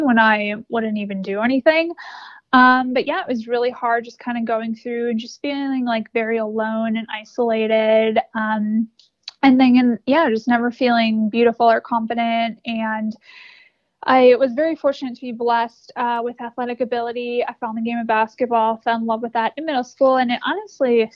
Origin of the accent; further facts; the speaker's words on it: Wisconsin, United States; now in Charlotte, United States; I grew up in Wisconsin and now live in Charlotte.